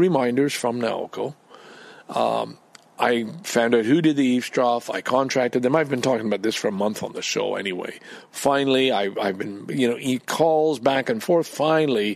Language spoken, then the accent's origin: English; Canada; I'm Canadian